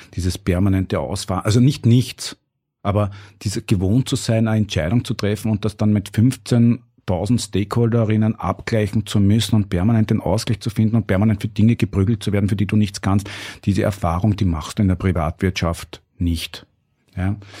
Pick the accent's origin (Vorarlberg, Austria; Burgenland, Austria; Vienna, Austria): Burgenland, Austria; ich bin aus dem Burgenland und hab dort auch re relativ, bin eingebettet in eine sehr normale Umgebung.